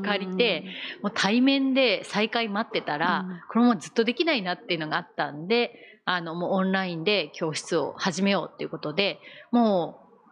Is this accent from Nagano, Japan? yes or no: yes; Nagano, Japan; moved away as an adult; now in Okazaki, Japan; もともと長野県出身で